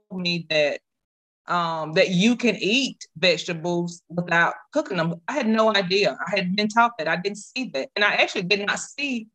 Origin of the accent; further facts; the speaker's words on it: South Mississippi, United States; moved away as an adult; now in North Mississippi, United States; I'm from South Mississippi. I was raised off of soul food.